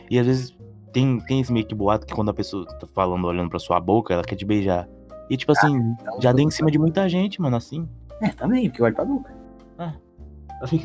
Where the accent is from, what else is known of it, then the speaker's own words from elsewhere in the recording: Bahia, Brazil; Mal preguiça, mano, sou baiano.